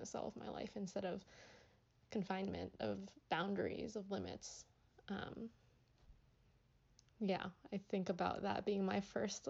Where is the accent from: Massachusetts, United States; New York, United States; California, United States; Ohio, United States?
Massachusetts, United States; outside of Boston; I grew up outside of Boston